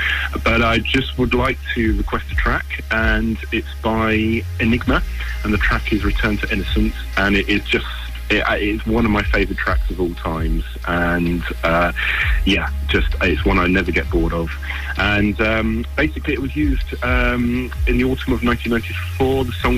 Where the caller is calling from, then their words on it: Winchester, South East England, United Kingdom; I'm calling from Winchester in Hampshire.